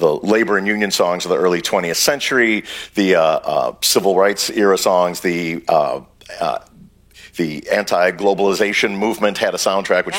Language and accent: English; Libertyville, Illinois, United States; also born or lived in Harlem, New York; I was born in Harlem and grew up in a small town, Libertyville in Illinois